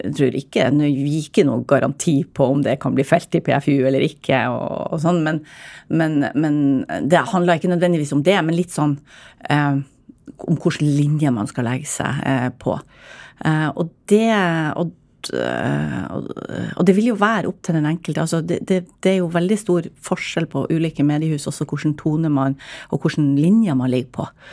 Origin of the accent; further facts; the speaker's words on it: Northern Norway, Norway; jeg er nordlending